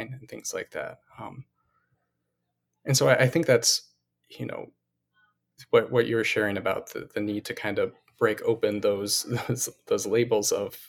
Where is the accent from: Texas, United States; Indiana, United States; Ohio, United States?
Ohio, United States; Northwest; growing up in Northwest Ohio, Sauter Village